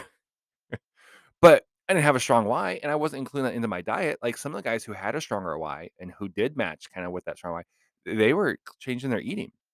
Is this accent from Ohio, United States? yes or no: no; Los Angeles, California, United States; I actually grew up in the L A area.